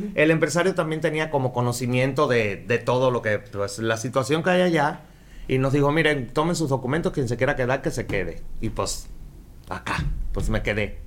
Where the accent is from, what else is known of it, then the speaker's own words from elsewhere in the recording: Havana, La Habana, Cuba; moved away as an adult; also born or lived in Mexico City; now in Mérida, Mexico; Yo soy cubano, nacido en La Habana. Eh, hace 15 años ya llevo acá en Mérida